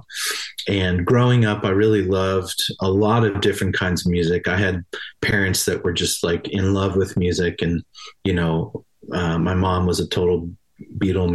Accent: Albany, Oregon, United States; moved away as an adult; I arrived in Albany for, seventh grade was when I showed up. So, went to high school there

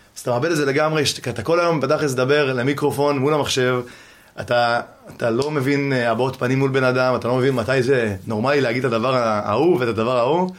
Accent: Givatayim, Tel Aviv District, Israel; now in Ramat Gan, Israel; אני גר, גדלתי בגבעתיים, היום אני גר ברמת גן עם ההורים

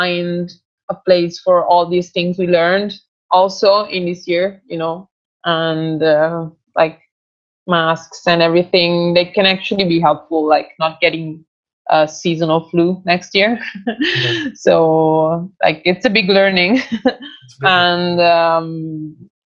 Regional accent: Crema, Lombardy, Italy; also born or lived in Varese; my hometown, Crema

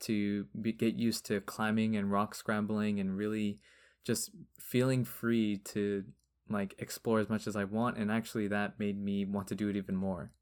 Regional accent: Long Beach, California, United States; I grew up in Long Beach

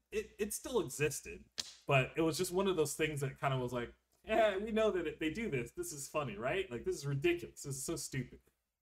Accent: South Carolina, United States; I grew up in South Carolina, dog.

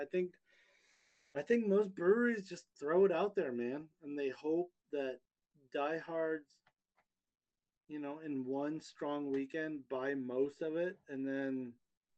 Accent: Texas, United States; also born or lived in Gulf Coast of Alabama; now in Minnesota, United States; I'm from Texas. I mean, I've been here a long time in Minnesota, but my heart is still in Texas

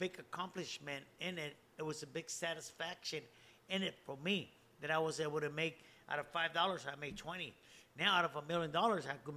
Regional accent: Los Angeles, California, United States; also born or lived in Sacramento, California; being brought up in an environment that I was brought up in, La Colonia Watts

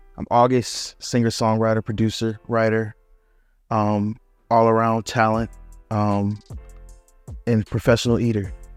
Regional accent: Los Angeles, California, United States; I grew up in LA, all over

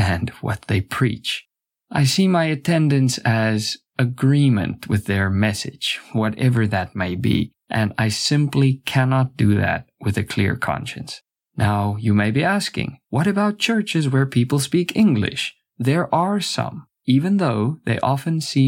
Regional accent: South Africa; now in South Korea; I was born and raised in South Africa. I'm an Afrikaner, both ethnically and culturally.

